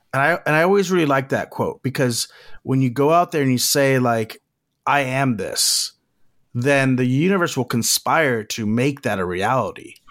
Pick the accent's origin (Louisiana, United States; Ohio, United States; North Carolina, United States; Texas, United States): Texas, United States; Corpus Christi; moved away as an adult; now in Los Angeles, United States; Corpus Christi, where I was born